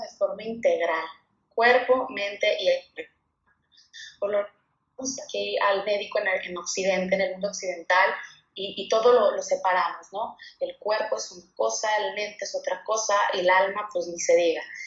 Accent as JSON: {"language": "Spanish", "town": "Guadalajara", "region": "Jalisco", "country": "Mexico", "also_born_or_lived": "Monterrey", "moved": "yes", "lives_now": "Mexico City, Mexico", "said": "yo soy de Guadalajara, Jalisco, soy tapatía, viví muchos años en Monterrey y ahora vivo en la Ciudad de México"}